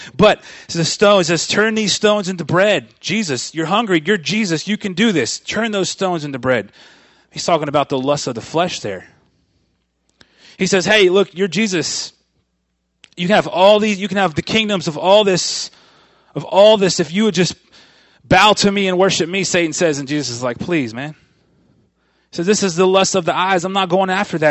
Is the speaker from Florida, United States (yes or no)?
yes; Florida, United States; I grew up in Florida. I grew up on the, on the, uh, on the Atlantic Ocean side of Florida. over there, right, you know, about an hour south of Orlando